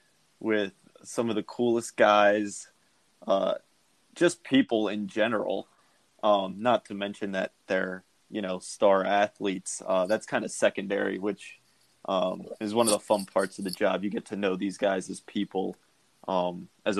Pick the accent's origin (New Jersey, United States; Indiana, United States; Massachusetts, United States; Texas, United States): New Jersey, United States; now in Arizona, United States; I am from New Jersey